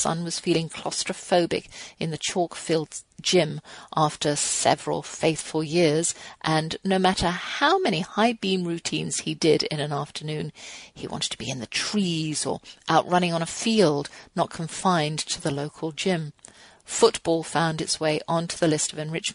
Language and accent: English; England, United Kingdom; now in United States; I'm English